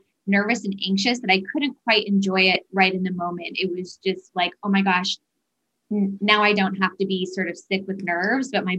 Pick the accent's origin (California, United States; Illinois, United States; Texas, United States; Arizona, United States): Arizona, United States; moved away; I'm originally from Arizona, and Arizona, we eat a lot of Mexican food.